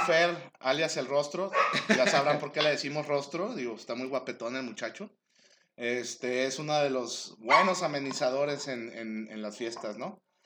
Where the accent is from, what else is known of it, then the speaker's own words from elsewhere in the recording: Mexico; tenemos como mexicanos